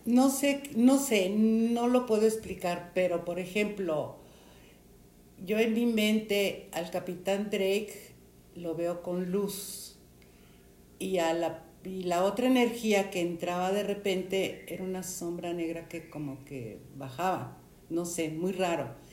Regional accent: Mexico; tengo 74 años y soy de México

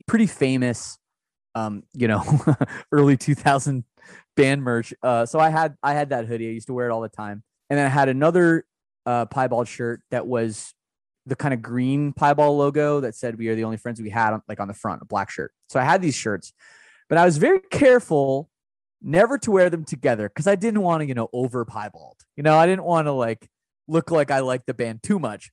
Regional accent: Canada; As a Canadian, I, I feel pretty, pretty lucky that I'm Canadian

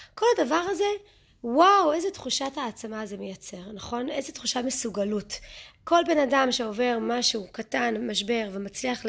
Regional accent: Israel; Hebrew is a second language; also born or lived in United States; גדלתי בארצות הברית, עשיתי עלייה כשהייתי קטנה, כשהייתי בת שמונה, אז אני מתנצלת מראש על הטעויות בעברית

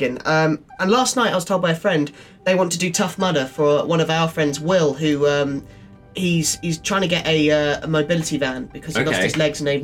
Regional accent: United Kingdom; growing up in Beeds

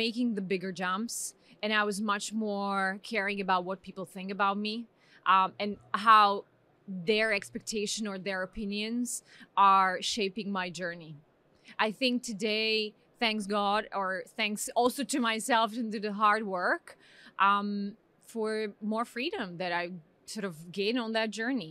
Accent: Slovakia; moved away as an adult; now in Pakistan; I come from Slovakia.

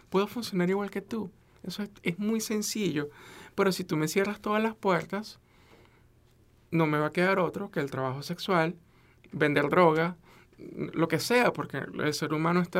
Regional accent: United States; yo soy una persona profesional, soy bilingüe, soy americana y tengo una niña de 13 años

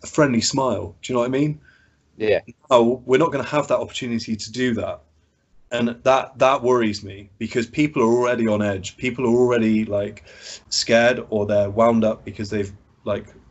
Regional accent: Bath, South West England, United Kingdom; moved away as an adult; also born or lived in Bristol; now in Wells, United Kingdom; I'm originally from Bath

